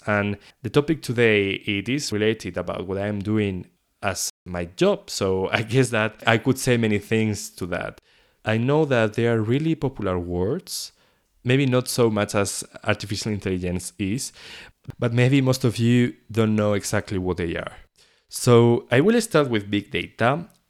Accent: León, Castile and León, Spain; English is a second language; moved away as an adult; also born or lived in Paris, France; I was born in León. This is a small city in the northwest of Spain. I was living in there for 18 years, so all my childhood was there.

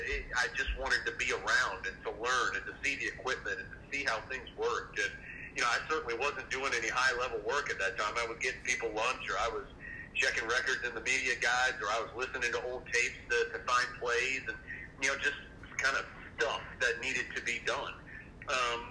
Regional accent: Sanford, North Carolina, United States; born there; I was born in Sanford, North Carolina, which is just, it's about 35 minutes or so from Chapel Hill.

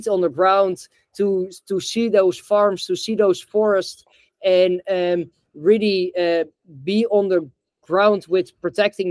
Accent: Netherlands; also born or lived in the tropics; I'm in Amsterdam now. I'm originally from Holland

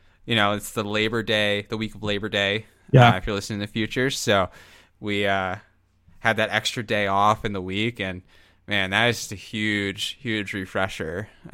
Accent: Mason, Ohio, United States; my hometown.

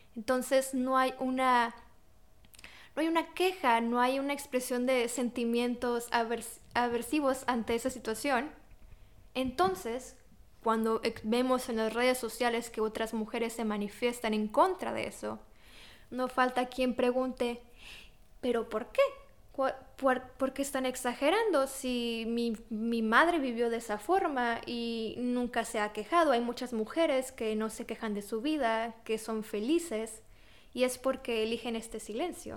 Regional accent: Mexico; moved away as an adult; now in Poland; yo nací y crecí en México

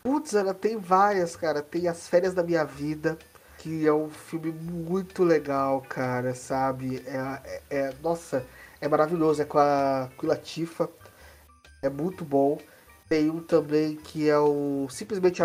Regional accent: Brazil; a gente é brasileiro, ou como eu, eu estava citando antes de começar esse podcast, latino-americano

